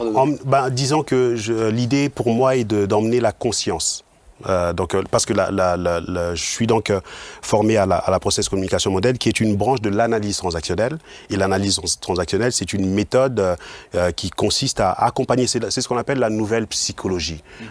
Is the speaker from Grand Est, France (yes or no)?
yes; Mulhouse, Grand Est, France; moved away as an adult; now in Obernai, France; je suis originaire de Mulhouse